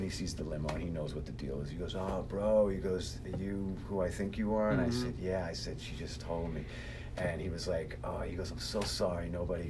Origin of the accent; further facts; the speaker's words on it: New York City, New York, United States; moved away as an adult; now in Los Angeles, United States; I'm from New York City and from Queens originally